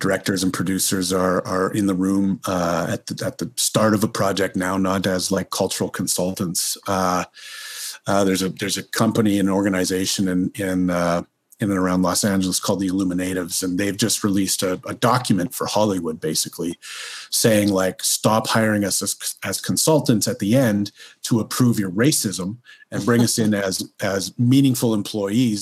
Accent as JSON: {"language": "English", "country": "Canada", "also_born_or_lived": "United States"}